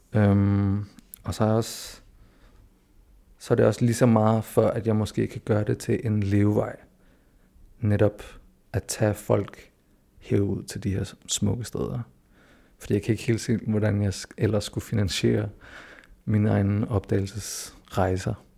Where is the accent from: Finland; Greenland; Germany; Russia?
Greenland; also born or lived in Denmark; jeg er født og opvokset her, jeg føler mig hjemme her